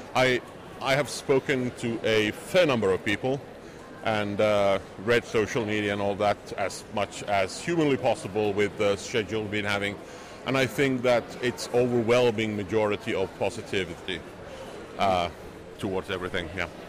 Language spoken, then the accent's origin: English; Helsinki, Uusimaa, Finland; this is my hometown